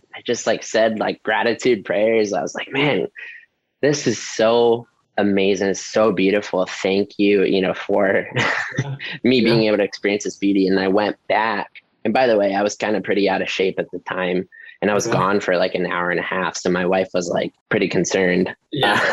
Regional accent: Ohio, United States; moved away as an adult; also born or lived in San Diego, California; now in La Mesa, United States; Born and raised in Ohio, Okay. like town of 900

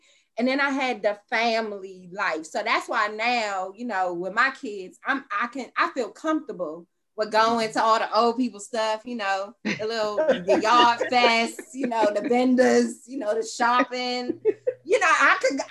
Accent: Los Angeles, California, United States; moved away as an adult; also born or lived in Washington, D.C.; I'm originally from Los Angeles.

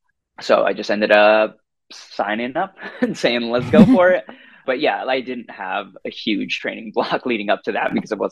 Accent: Seattle, Washington, United States; also born or lived in New Zealand; Growing up in Seattle, always loved running on some of the trails around here. I grew up about a mile from a state park called St. Edwards around here.

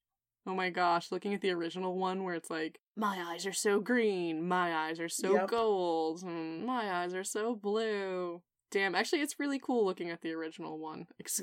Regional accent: New England, United States; I grew up in New England

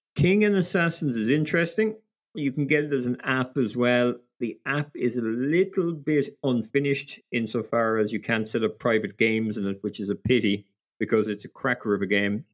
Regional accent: Ireland; being Irish

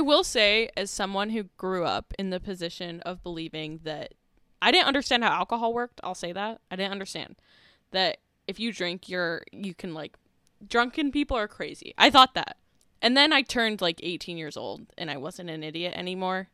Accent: St. George, Utah, United States; when I grew up in Saint George, Utah, there was one bar

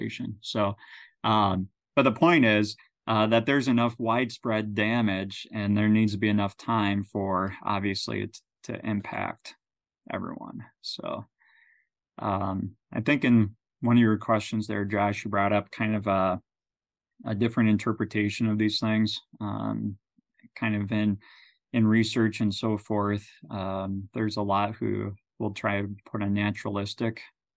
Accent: Minnesota, United States; now in Nebraska, United States; growing up in Minnesota, near the lakes and everything

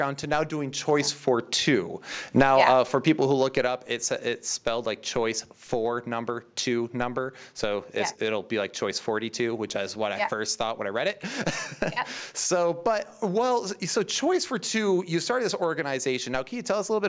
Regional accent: United States; also born or lived in Michigan; I'm an American

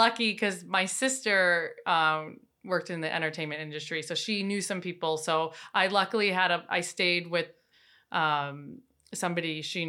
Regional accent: Wisconsin, United States; In Wisconsin.

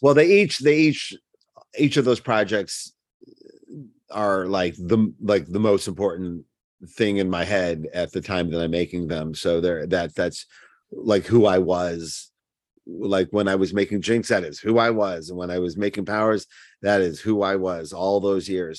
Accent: Cleveland, Ohio, United States; accent: Cleveland; my Cleveland accent

